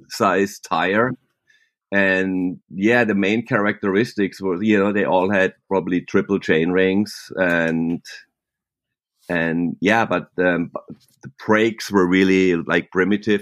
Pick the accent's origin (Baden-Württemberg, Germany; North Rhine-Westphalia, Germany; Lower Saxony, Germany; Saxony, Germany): Baden-Württemberg, Germany; Germany near Freiburg; accent: German; English is a second language; also born or lived in Laguna, California, United States; now in Laguna Beach, United States; I'm actually born and raised in Germany near Freiburg, and my mom was German, and I have a German tongue, what they say, like a German accent